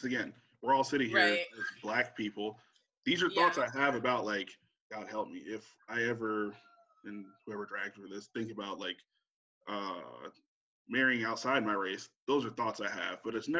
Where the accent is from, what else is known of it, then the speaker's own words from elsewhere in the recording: Texas, United States; and I'm from Texas, you're from St. Croix, what the hell ever.